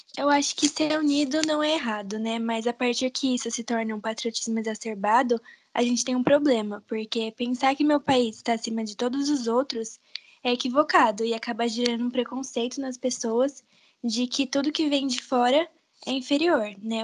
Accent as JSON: {"language": "Portuguese", "country": "Brazil", "said": "eu sou brasileira"}